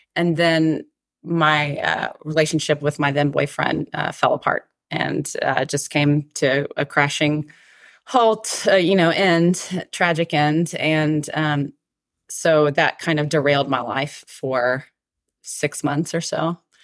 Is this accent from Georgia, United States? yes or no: yes; Atlanta, Georgia, United States; moved away as an adult; also born or lived in South Carolina / Colorado; now in Nashville, United States; I grew up in Atlanta, and I had never really lived outside of the South before